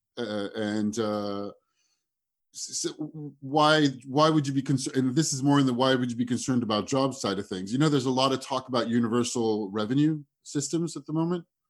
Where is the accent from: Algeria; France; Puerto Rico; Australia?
France; moved away as an adult; also born or lived in United States / London / Singapore / Southeast Asia; I was born in the States. I grew up in France. I am in Paris right now, where I moved back to last year after 15 years abroad.